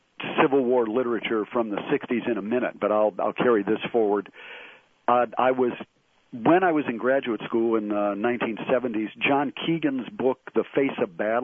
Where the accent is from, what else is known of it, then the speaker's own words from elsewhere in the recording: Chicago, Illinois, United States; now in Arkansas, United States; I grew up in Chicago